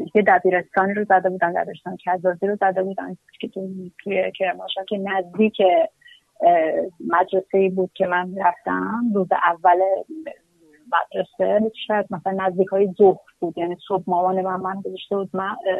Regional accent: Kermanshah, Kermanshah Province, Iran; also born or lived in Qom / Tehran; ما دو بار از کرمانشاه آمدیم بیرون

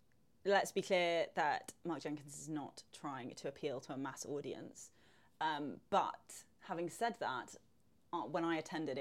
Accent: London, United Kingdom; the perception of Cornwall as like a Londoner is that it's like holiday destination

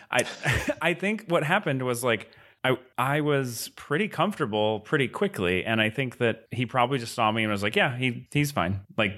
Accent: Virginia, United States; I'm from Virginia.

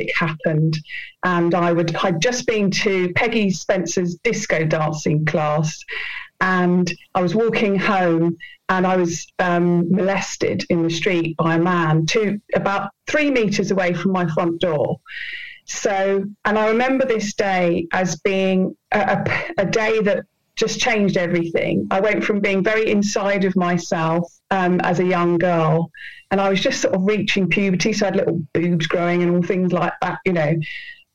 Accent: Penge, London, United Kingdom; growing up in Penge with my mum and dad.

